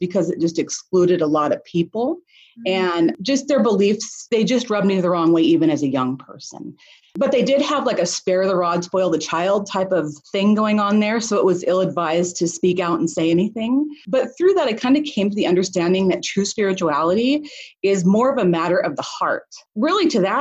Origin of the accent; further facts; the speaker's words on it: Boise, Idaho, United States; I was born in Boise, Idaho